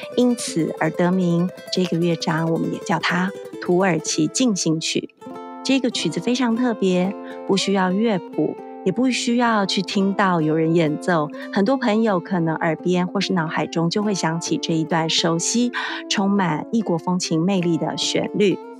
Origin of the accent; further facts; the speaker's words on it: Taiwan; 我们台湾这边